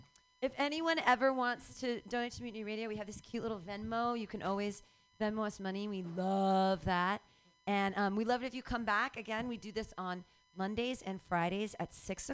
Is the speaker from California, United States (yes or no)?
no; Philadelphia, Pennsylvania, United States; I'm from Philly. I like the love statue.